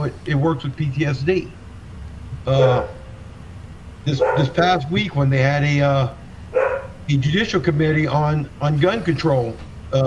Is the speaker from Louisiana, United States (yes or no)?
yes; Louisiana, United States; now in Minnesota, United States; I'm from Louisiana originally. I'm not a local.